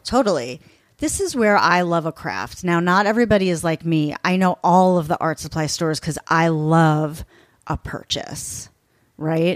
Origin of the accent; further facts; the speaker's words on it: East Coast, United States; now in Los Angeles, United States; I'm from the East Coast, so I say Mos